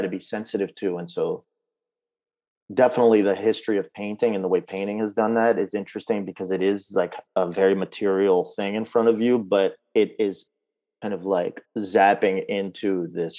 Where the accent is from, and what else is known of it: Baltimore, Maryland, United States; born or raised there; also born or lived in Kyiv, Ukraine